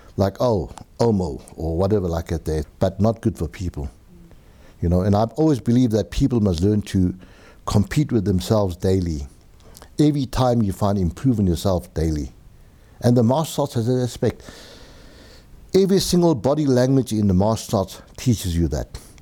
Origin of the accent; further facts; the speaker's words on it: Benoni, Gauteng, South Africa; also born or lived in Germiston; I was born in Germiston location. I'm not too sure what it was called. Maybe the Germiston Asiatic Bazaar. Uh, moved to, uh, Benoni, uh, Actonville.